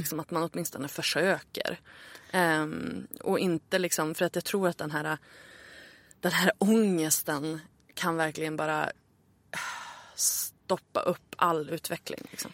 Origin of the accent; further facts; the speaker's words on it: Örnsköldsvik, Västernorrland County, Sweden; moved away as an adult; also born or lived in Stockholm; Jag flyttade ju tillbaka till Örnsköldsvik där jag är född för ett år sedan ungefär